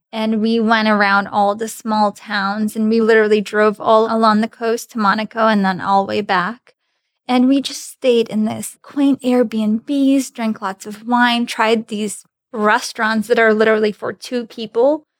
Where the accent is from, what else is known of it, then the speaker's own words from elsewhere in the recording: Grodno, Grodno Region, Belarus; first language Russian; English is a second language; now in United States; Originally, I'm from Grodno, Belarus